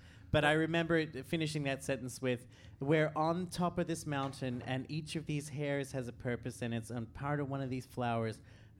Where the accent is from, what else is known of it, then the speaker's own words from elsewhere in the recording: Australia; I am an Australian.